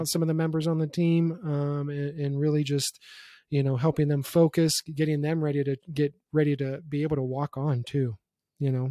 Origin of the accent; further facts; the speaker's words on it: Youngstown, Ohio, United States; being born and raised in Youngstown, Ohio